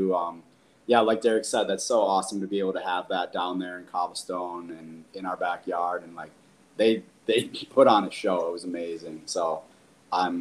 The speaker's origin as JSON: {"language": "English", "town": "Buffalo", "region": "New York", "country": "United States", "tie": "born or raised there", "said": "grew up in Western New York. My whole family's from the old First Ward in South Buffalo."}